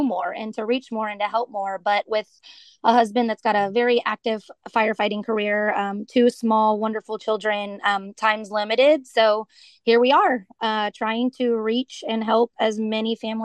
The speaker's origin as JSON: {"language": "English", "town": "Katy", "region": "Texas", "country": "United States", "tie": "born or raised there", "also_born_or_lived": "Tulsa, Oklahoma", "said": "I grew up just outside of Houston, Texas, in a little town called Katy"}